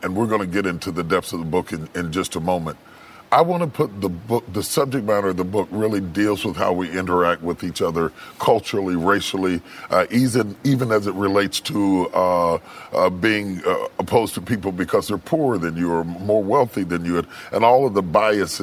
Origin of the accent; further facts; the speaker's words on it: West Virginia, United States; I grew up in West Virginia